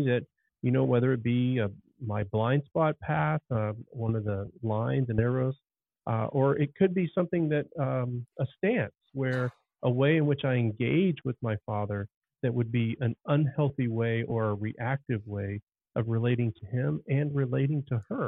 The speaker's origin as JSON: {"language": "English", "town": "Dallas", "region": "Texas", "country": "United States", "tie": "born or raised there", "said": "I grew up in Dallas, Texas."}